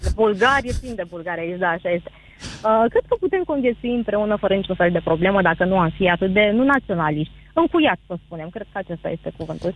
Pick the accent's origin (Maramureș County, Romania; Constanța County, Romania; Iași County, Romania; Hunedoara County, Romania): Constanța County, Romania; Constanța; din România, sunt din Constanța